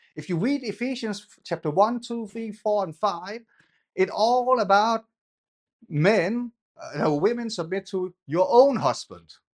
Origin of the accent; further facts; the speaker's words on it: Denmark; now in England; when I grew up in Denmark, I was a dwarf